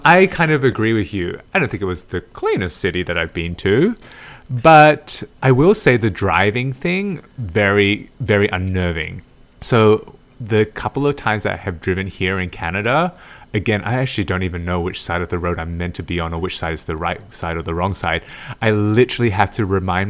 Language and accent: English; Australia; I went back home to Australia